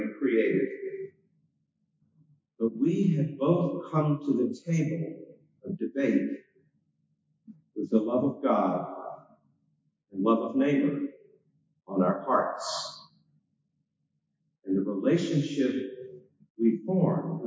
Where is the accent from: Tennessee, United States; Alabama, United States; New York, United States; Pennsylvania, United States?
Alabama, United States; moved away; also born or lived in Manchester, New Hampshire; as a 14-year-old growing up in Alabama